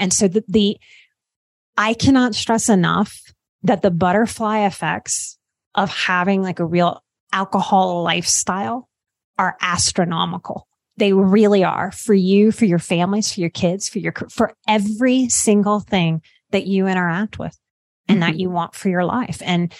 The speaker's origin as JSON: {"language": "English", "region": "Louisiana", "country": "United States", "said": "I'm from Louisiana."}